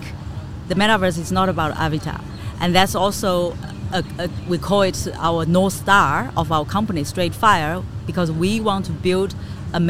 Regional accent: China; now in Amsterdam, Netherlands; I'm originally from China

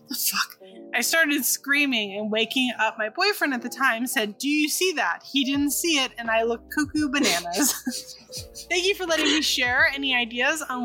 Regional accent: California, United States; I'm from California

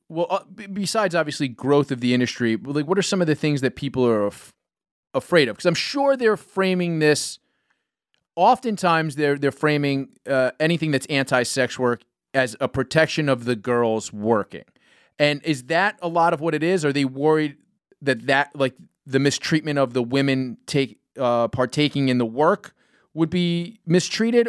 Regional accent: New York City, New York, United States; I grew up in New York City

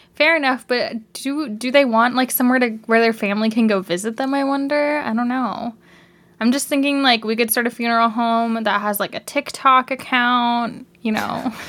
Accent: Canada; accent: Canadian

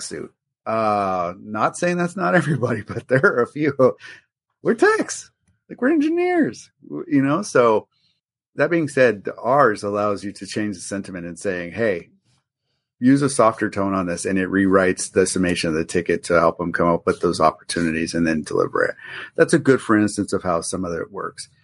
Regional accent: Albuquerque, New Mexico, United States; growing up in Albuquerque, New Mexico

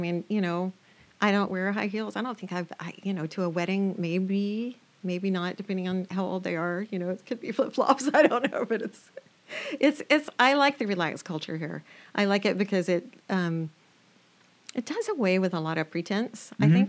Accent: Alabama, United States; I was born and raised in Alabama. Yeah. Oh, and my accent will come back when I fly over the Mason-Dixon line.

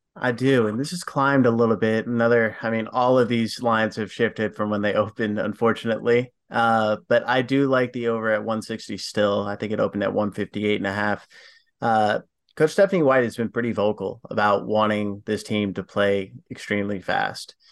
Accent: New York City, New York, United States; my hometown Liberty

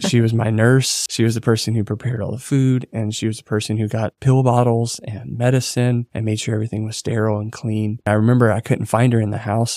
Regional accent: Rayne, Louisiana, United States; moved away as an adult; also born or lived in Dallas, Texas; I'm originally from South Louisiana.

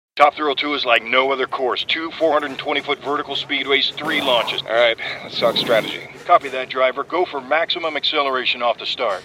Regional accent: Ohio, United States; I'm from Ohio

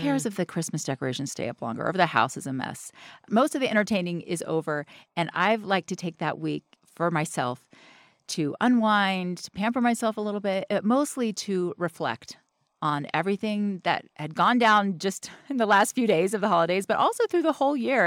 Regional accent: the South, United States; I'm from the South

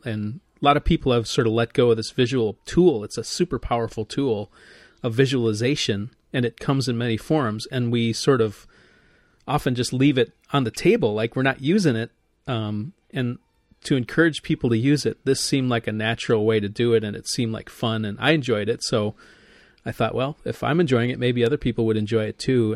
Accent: Midwest, United States; I'm a Midwesterner

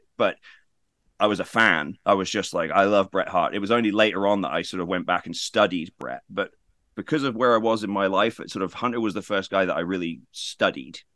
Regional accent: United Kingdom; being British

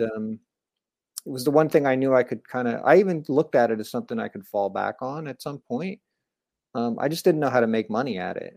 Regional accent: New Jersey, United States; moved away as an adult; also born or lived in Orlando, Florida; I grew up in New Jersey, pretty close to New York City

